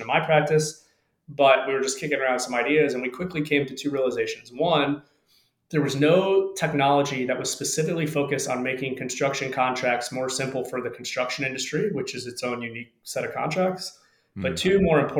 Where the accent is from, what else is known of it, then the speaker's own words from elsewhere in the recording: South Florida, United States; I grew up in the South Florida area